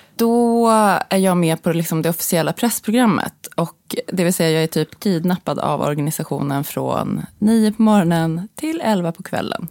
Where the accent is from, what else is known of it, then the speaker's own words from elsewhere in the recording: Sweden; som svensk journalist